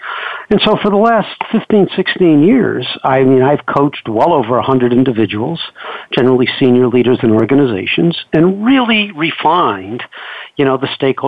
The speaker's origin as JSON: {"language": "English", "region": "New York", "country": "United States", "said": "Well, in 1980, I came out from New York, like you said, in the film business"}